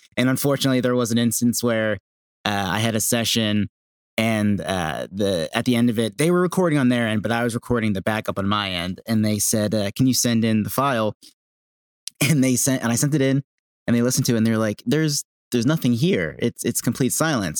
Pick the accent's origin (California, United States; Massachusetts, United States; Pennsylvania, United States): Pennsylvania, United States; Bristol; also born or lived in Los Angeles; now in Manahawkin, United States; I'm from a small town outside of Philadelphia, Pennsylvania called Bristol Borough.